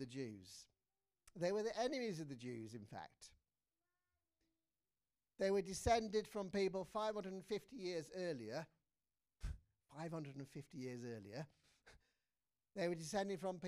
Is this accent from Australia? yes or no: no; England, United Kingdom; as an Englishman